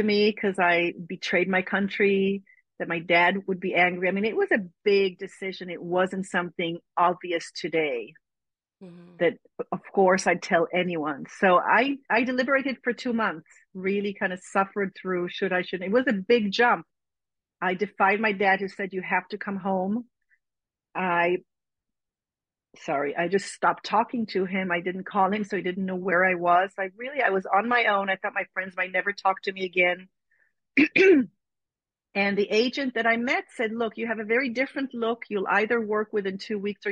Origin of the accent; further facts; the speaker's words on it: Israel; moved away as an adult; I'm born and raised in Israel